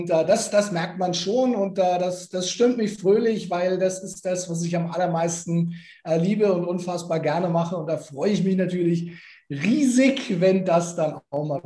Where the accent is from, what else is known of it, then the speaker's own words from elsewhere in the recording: Nuremberg, Bavaria, Germany; Also ich äh, bin geborener Nürnberger.